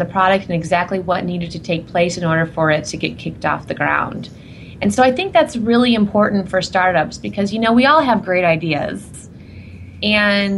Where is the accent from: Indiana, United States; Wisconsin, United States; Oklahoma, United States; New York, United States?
Indiana, United States; moved away; I'm from Indiana originally